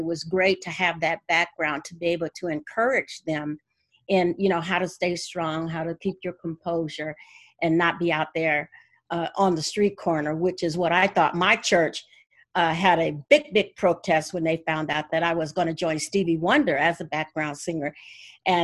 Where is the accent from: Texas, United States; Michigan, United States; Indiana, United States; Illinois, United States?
Indiana, United States; Gary; I am from Gary, Indiana